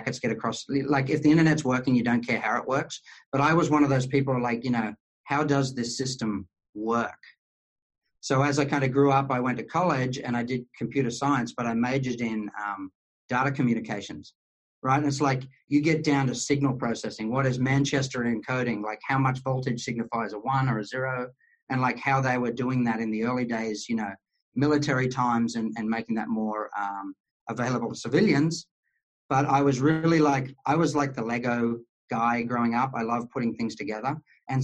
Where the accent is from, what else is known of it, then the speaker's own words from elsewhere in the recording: Queensland, Australia; accent: Australian; moved away; I grew up in kind of on the border of the desert in a place called Queensland